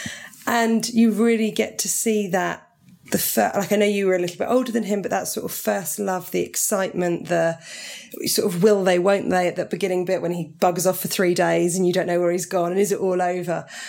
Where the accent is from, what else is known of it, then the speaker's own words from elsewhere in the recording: Portsmouth, South East England, United Kingdom; That's where I grew up in Portsmouth